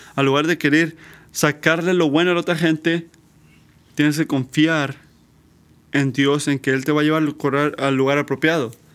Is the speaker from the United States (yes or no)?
yes; United States; nuestra falla como americanas, americanos